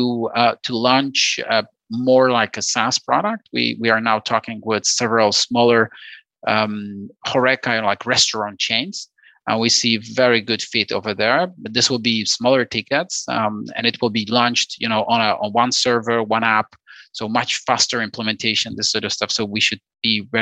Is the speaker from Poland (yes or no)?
yes; Poland; We are from Poland